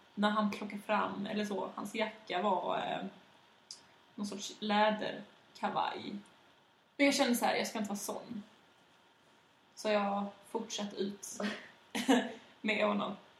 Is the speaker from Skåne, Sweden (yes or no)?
yes; Malmö, Skåne, Sweden; also born or lived in Västra Hamnen, Malmö; Jag växte upp i Limhamn